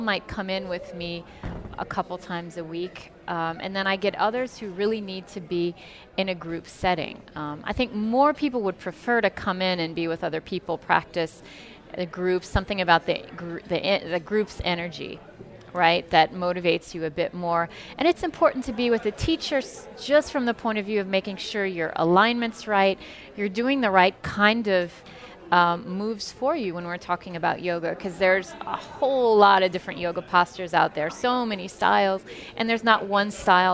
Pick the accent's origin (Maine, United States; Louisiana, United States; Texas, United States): Louisiana, United States; New Orleans; moved away; also born or lived in France; growing up in New Orleans, we are very connected to France.